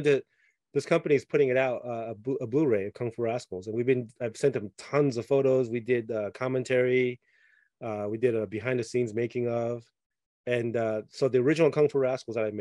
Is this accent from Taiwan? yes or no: yes; Taiwan; moved away; I grew up in Taiwan as a kid